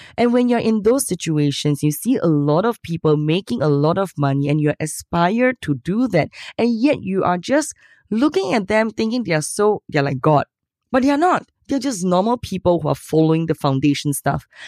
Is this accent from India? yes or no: no; Singapore; I'm from Singapore